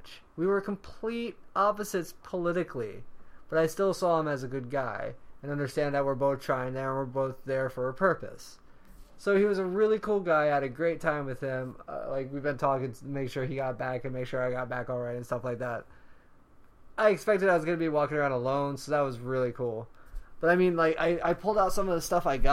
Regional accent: the South, United States; we're both from the South

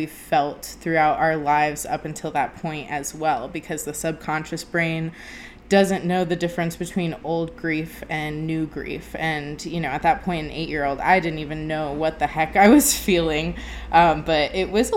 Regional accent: Sanford, Florida, United States; moved away as an adult; also born or lived in Fort Myers, Florida; now in Colorado, United States; we moved from Fort Myers, Florida to Sanford, Florida, just outside of Orlando. And, that's where I spent, you know, the rest of my life, essentially, until I moved to Colorado a few years ago. I was in the middle of third grade

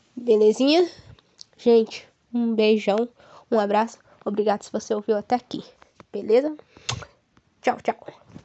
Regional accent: Ivaiporã, Paraná, Brazil; eu nasci e moro atualmente em Vaiporã

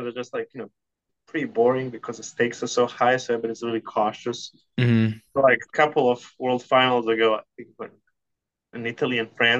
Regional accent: Belgrade, Serbia; moved away as an adult; also born or lived in Berkeley, California / Los Angeles; now in Houston, United States; I was born in Yugoslavia, which is a country that is no more in the late 70s, and you know my parents met in college, and you know I was growing up in Belgrade, which is you know it's a big city even then.

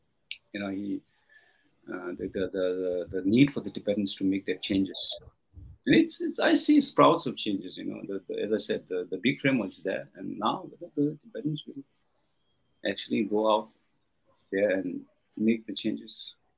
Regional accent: India; And you know, I came from Indian rural areas. There's no primary school.

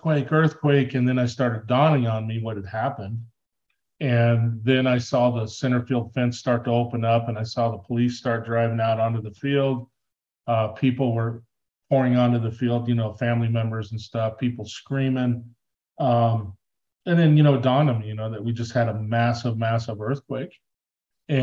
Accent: Southern California, United States; now in Tucson, United States; grew up in Southern California, you know, playing Little League

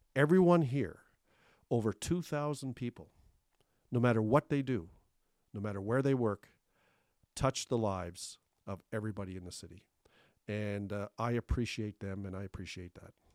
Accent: Thunder Bay, Ontario, Canada; also born or lived in Cape Breton, Nova Scotia; We came here when I was a young teenager in 1981 from Cape Breton. And uh, I, I grew up in Thunder Bay

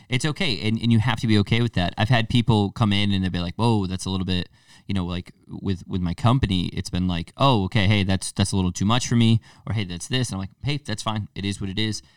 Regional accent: Torrington, Connecticut, United States; I'm from Tor-, Kin-, Torrington, Connecticut

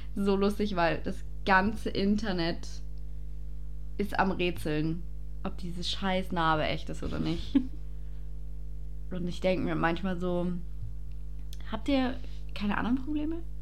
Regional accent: Passau, Bavaria, Germany; now in Ingolstadt, Germany

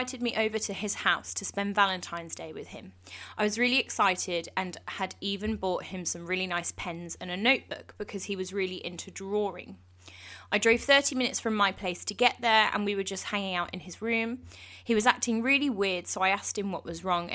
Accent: England, United Kingdom; I'm English

